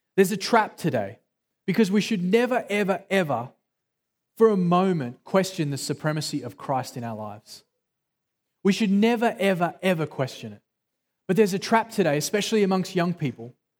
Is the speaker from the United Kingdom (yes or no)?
no; Australia; accent: Australian